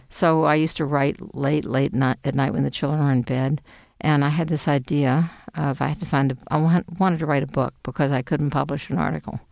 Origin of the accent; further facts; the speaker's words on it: Houston, Texas, United States; moved away as an adult; I was born in Houston, Texas